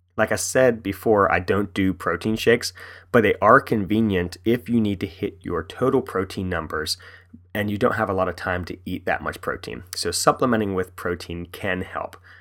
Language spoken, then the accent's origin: English; West Virginia, United States; now in Frederick, United States; I'm from West Virginia, born and raised